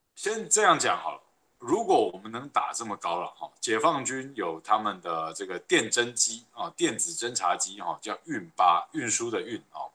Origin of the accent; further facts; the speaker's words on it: Taiwan; 我们台湾人民